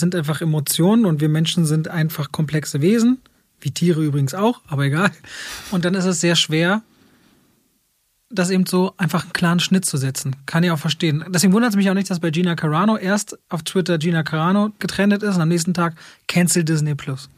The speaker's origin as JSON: {"language": "German", "region": "Berlin", "country": "Germany", "tie": "born or raised there", "said": "Ich bin in Berlin-Friedrichshain aufgewachsen und groß geworden"}